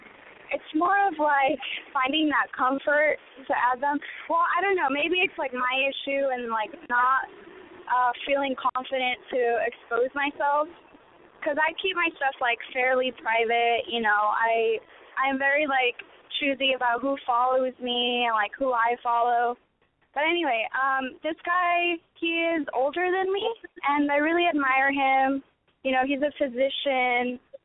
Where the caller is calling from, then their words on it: Orange County, California, United States; I am calling from Orange County.